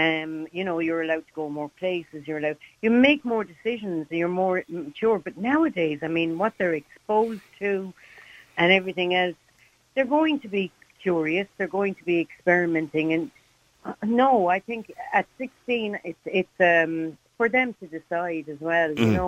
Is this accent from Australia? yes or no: no; Ireland; being Irish, that's the way we would think